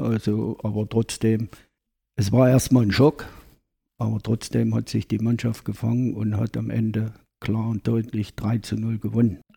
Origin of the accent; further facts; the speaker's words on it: Ilmenau, Thuringia, Germany; Ich bin gebürtiger Ilmenauer, 1948 geboren